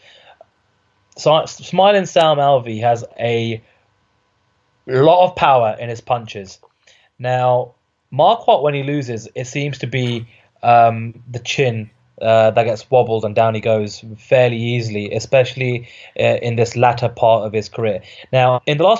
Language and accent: English; United Kingdom; I'm a Brit